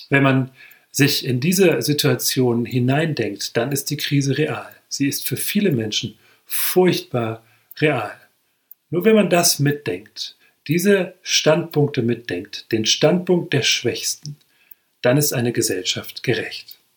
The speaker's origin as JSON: {"language": "German", "region": "Hesse", "country": "Germany", "tie": "born or raised there", "said": "Wenn ich zum Beispiel in meinem Heimatort umherlaufe, das ist ein kleines Dorf in der Nähe von Marburg im hessischen Hinterland"}